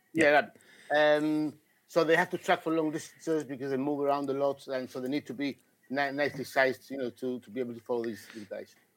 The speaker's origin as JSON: {"language": "English", "country": "Gibraltar", "said": "I'm British actually, uh, from down down under South Spain, from Gibraltar"}